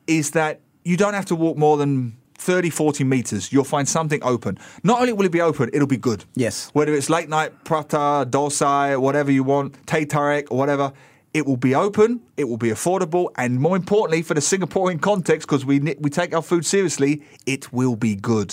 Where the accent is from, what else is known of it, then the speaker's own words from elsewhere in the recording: England, United Kingdom; moved away; I'm an Englishman.